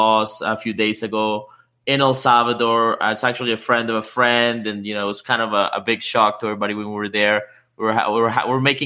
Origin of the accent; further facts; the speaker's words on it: Canada; I know there's a few fellow Canadians out there in the audience. I am one